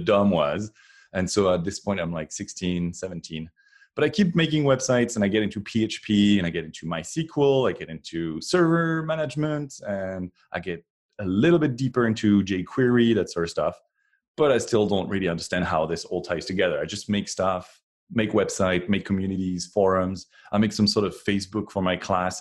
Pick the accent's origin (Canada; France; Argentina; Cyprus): France; moved away as an adult; now in Cupertino, United States; I was born in France and, um, until twenty twelve, I was, uh, was way back there in France